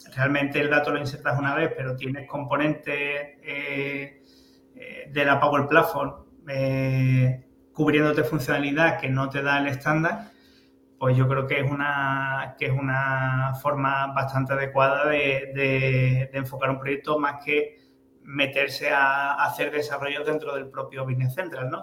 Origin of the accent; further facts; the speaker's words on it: El Puerto de Santa María, Andalusia, Spain; soy muy de mi tierra